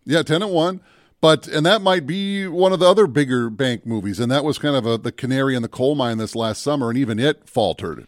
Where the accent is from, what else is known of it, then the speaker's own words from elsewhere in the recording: Minnesota, United States; they filmed that in my hometown